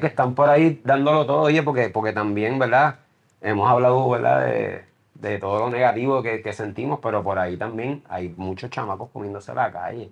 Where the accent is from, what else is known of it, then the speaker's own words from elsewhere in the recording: Puerto Rico; el puertorriqueño de por sí, somos gente bien talentosa